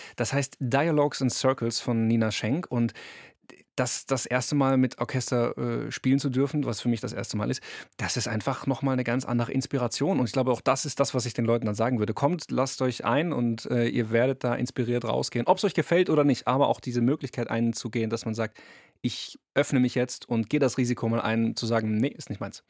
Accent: Karlsruhe, Baden-Württemberg, Germany; ich komme aus Karlsruhe

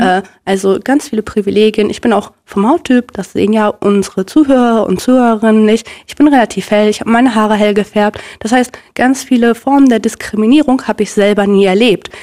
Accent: Minden, North Rhine-Westphalia, Germany; also born or lived in Bielefeld; ich bin ja wie gesagt in, äh, in Minden aufgewachsen und in Bielefeld

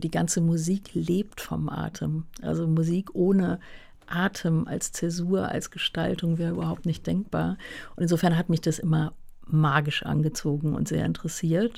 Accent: Hunstig, North Rhine-Westphalia, Germany; now in Berlin, Germany; auf dem Land aufgewachsen. Ja, wirklich ein kleines Dorf

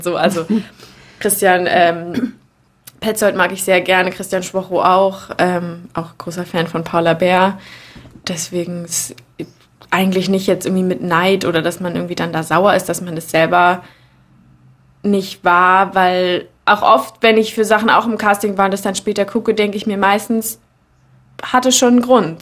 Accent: Berlin, Germany; ich bin im Prenzlauer Berg aufgewachsen

